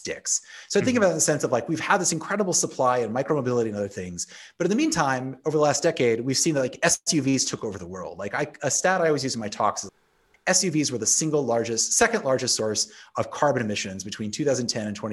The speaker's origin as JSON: {"language": "English", "region": "Illinois", "country": "United States", "moved": "yes", "lives_now": "Canada", "said": "I'm originally from Illinois"}